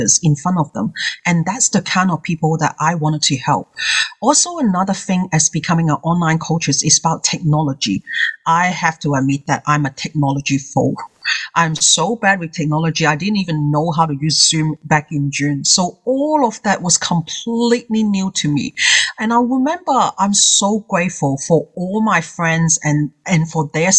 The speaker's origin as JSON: {"language": "English", "country": "Hong Kong", "second_language": "English", "moved": "yes", "lives_now": "Australia", "said": "As someone that who is English is his second language, I come from Hong Kong myself. I've been in here for 30 years"}